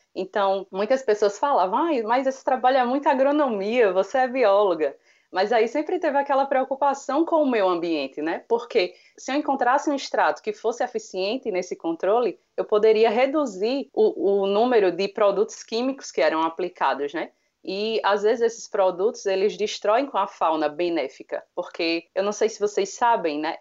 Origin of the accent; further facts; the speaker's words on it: Palmeira dos Índios, Alagoas, Brazil; moved away as an adult; now in Maceió, Brazil; Eu, eu, eu sou de Palmeira dos Índios, que é hum. agreste de Alagoas